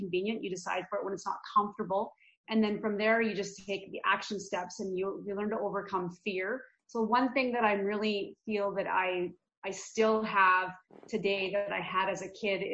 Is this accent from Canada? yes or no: yes; Red Deer, Alberta, Canada; also born or lived in Calgary, Alberta; I was actually born in Calgary, Alberta, and my parents moved to Red Deer, which is central Alberta, when I was about 1 year old